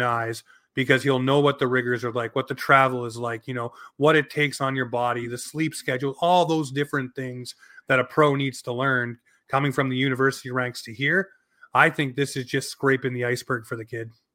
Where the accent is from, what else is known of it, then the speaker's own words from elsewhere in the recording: Canada; as a Canadian hockey fan